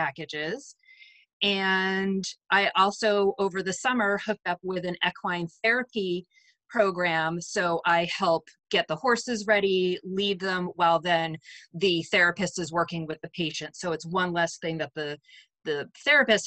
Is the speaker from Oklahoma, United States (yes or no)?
no; Chelmsford, Massachusetts, United States; now in Stratford, United States; I grew up in Chelmsford, Massachusetts